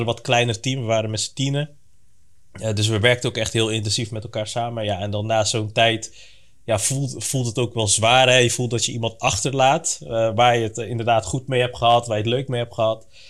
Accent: Breda, North Brabant, Netherlands; moved away as an adult; now in Capelle aan den IJssel, Netherlands; geboren en getogen in Breda, maar sinds nou, een aantal maanden woonachtig in in Capelle aan de IJssel

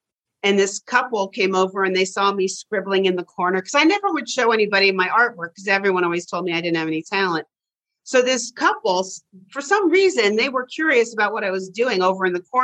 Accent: Bronxville, New York, United States; I grew up outside of New York City.

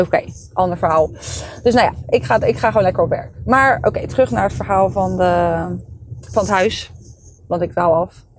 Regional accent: Leiden, South Holland, Netherlands; ik woon daar al mijn hele leven en ik ken daar iedereen

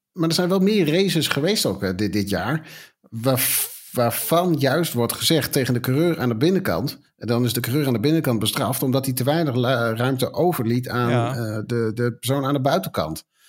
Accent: Netherlands; wij als Nederlanders

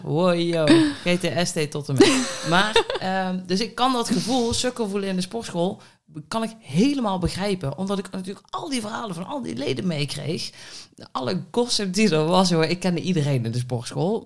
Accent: Budel, North Brabant, Netherlands; moved away; eentje in Budel, waar ik vandaan kom. Hè, een klein Budels dorpje mhm. in, in Brabant

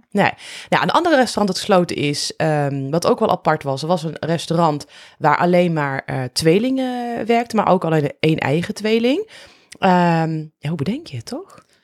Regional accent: Netherlands; als Nederlanders

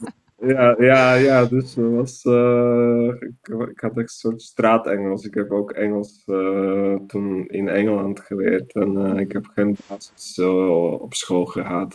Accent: Banská Bystrica, Banská Bystrica Region, Slovakia; Dutch is a second language; moved away as an adult; also born or lived in Netherlands; now in Utrecht, Netherlands; Een stad die heet Banska Bistrica

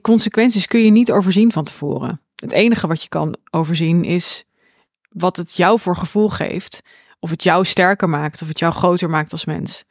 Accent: Zwolle, Overijssel, Netherlands; ik woon dan in Zwolle mhm. en ik ben opgegroeid in Zwolle.

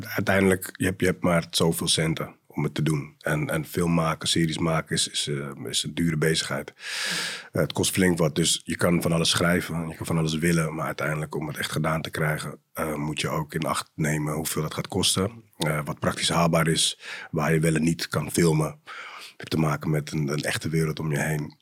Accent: Amsterdam, North Holland, Netherlands; geboren in Amsterdam West, opgegroeid in Amsterdam Zuid ook.

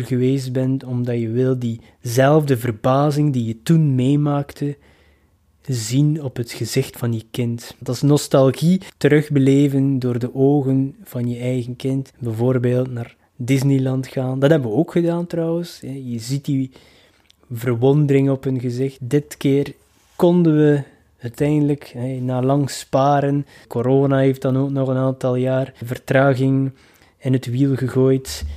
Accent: Ostend, Flanders, Belgium; in mijn thuisstad, Oostende.

